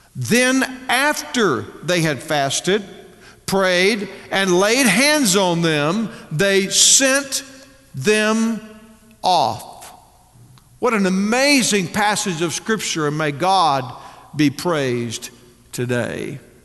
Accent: Texas, United States; moved away as an adult; now in Northwest Arkansas, United States; I was raised in Texas

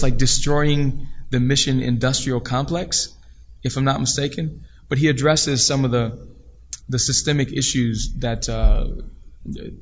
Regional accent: Decatur, Georgia, United States; growing up in Decatur, Georgia? I mean, I grew up in one of the most, I think the top four wealthiest black community in the nation

